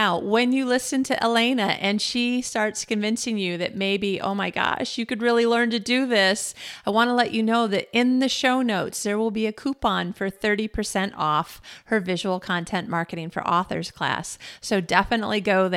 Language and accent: English; United States; now in Malmö, Sweden; about being an American in Malmo, Sweden